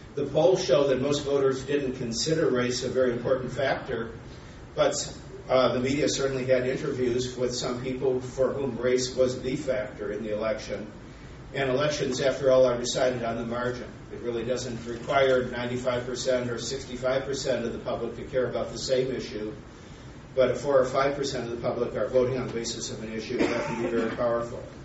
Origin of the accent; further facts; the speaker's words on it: Minnesota, United States; I'm from Minnesota